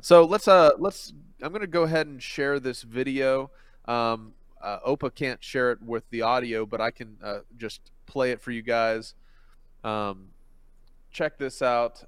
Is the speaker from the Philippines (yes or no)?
yes; Philippines; moved away; I grew up in the Philippines